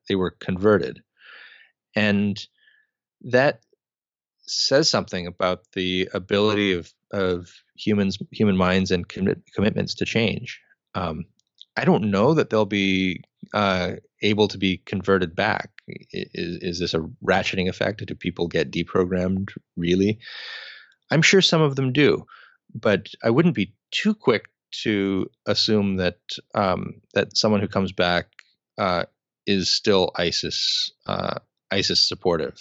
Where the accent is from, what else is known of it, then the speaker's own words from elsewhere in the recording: United States; as an American